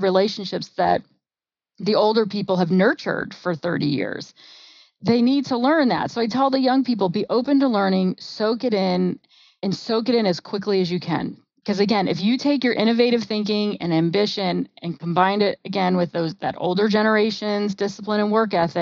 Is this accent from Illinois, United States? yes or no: no; New Jersey, United States; I'm from New Jersey